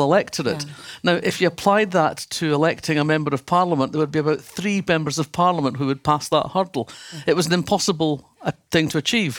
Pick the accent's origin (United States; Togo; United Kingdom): United Kingdom; Fife, Scotland; when I was growing up in Fife